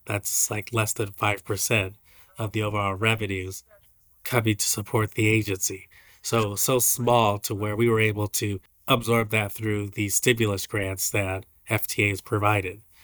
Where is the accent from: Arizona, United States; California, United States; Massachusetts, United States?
California, United States; San Francisco Bay Area; now in Hawaii, United States; I'm from the Bay Area